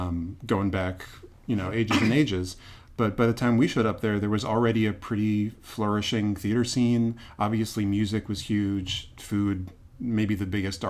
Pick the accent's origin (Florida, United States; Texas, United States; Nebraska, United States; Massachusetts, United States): Massachusetts, United States; Boston; also born or lived in Washington, D.C.; now in Durham, United States; I grew up in Boston.